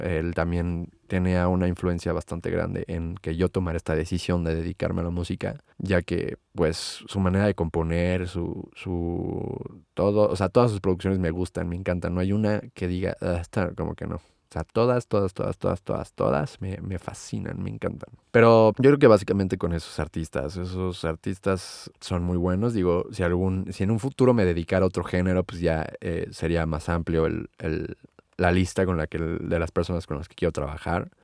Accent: Mexico City, Mexico; born or raised there

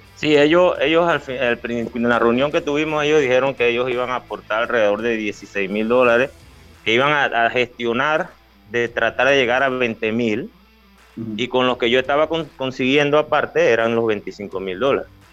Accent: Los Santos, Panama; esa es la provincia donde yo, donde yo nací, donde yo jugué, la que me dio mi nombre

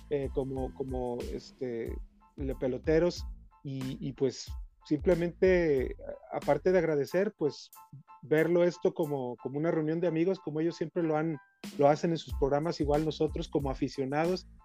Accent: Mexico City, Mexico; now in Tlajomulco, Mexico; Ahí vivo, pero yo soy de la Morelos, yo soy

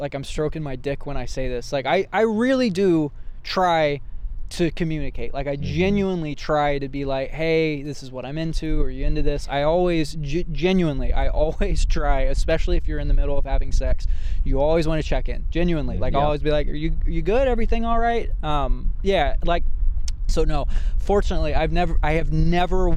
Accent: central Indiana, United States; now in Los Angeles, United States; I was raised in central Indiana.

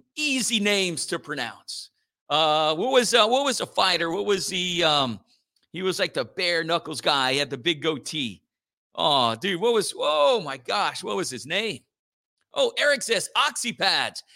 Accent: Church Point, Louisiana, United States; my hometown of Church Point

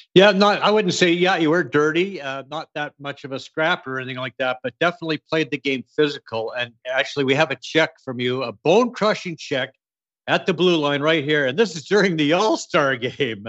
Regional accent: Edmonton, Alberta, Canada; growing up in Edmonton

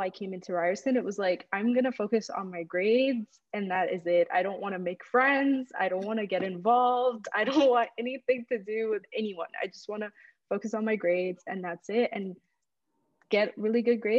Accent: Saudi Arabia; moved away as an adult; also born or lived in Egypt; now in Canada; I was born in Egypt to two Egyptian parents, and I grew up in Saudi Arabia for pretty much all of my life until I was 18, graduated from high school there. And then I moved to Canada in 2015

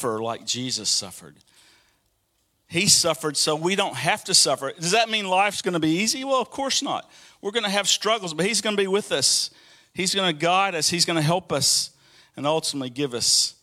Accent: Birmingham, Alabama, United States; moved away; one of the long highways that goes through my hometown in Birmingham, Alabama, is I-20

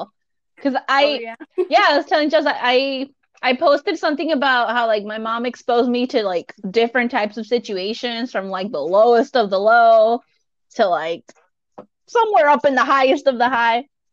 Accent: Mexico; moved away; what I grew up with in Mexico.

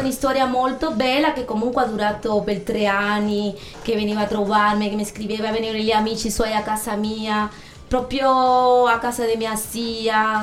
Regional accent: Cuba; Italian is a second language; now in Ascoli Piceno, Italy; Io sono cubana

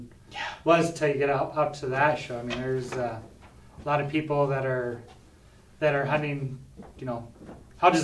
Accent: Isabel, South Dakota, United States; I was born and raised in Isabel, South Dakota, which is the northwest part of the state, about 60 miles west of Mobridge.

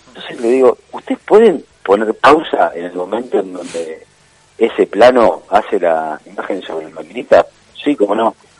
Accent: Balcarce, Buenos Aires Province, Argentina; moved away as an adult; now in Buenos Aires, Argentina; soy de Balcarce

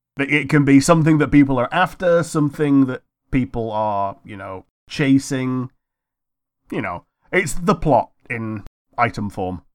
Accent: United Kingdom; We're also British

